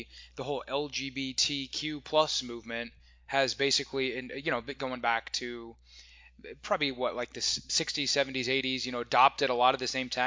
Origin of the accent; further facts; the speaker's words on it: Omaha, Nebraska, United States; moved away; I grew up in Omaha, Nebraska